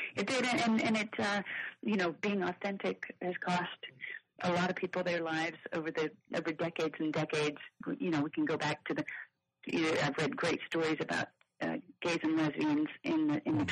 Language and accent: English; Kansas City, Missouri, United States; moved away as an adult; also born or lived in Nashville; I lived in Nashville for 20 years, but I was born and raised in Kansas City